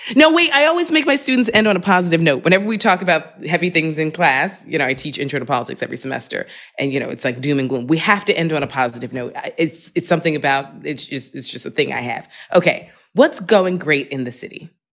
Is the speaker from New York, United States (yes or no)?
yes; New York City, New York, United States; moved away as an adult; also born or lived in Manhattan, New York City; now in Brooklyn, New York City, United States; I lived in Manhattan for twenty years, and, and now I'm, I'm in Brooklyn, but I was born in Queens